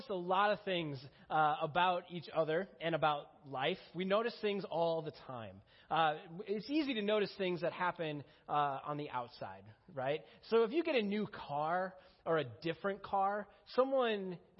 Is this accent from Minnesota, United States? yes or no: yes; Minnesota, United States; moved away as an adult; I grew up in Minnesota